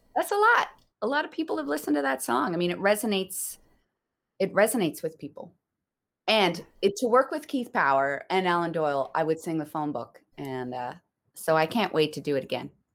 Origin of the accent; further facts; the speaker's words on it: Newfoundland and Labrador, Canada; I grew up in Newfoundland